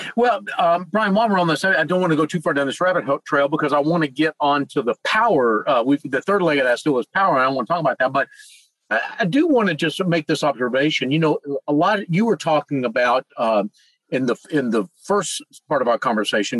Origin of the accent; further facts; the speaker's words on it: Charlotte, North Carolina, United States; my hometown of Charlotte, North Carolina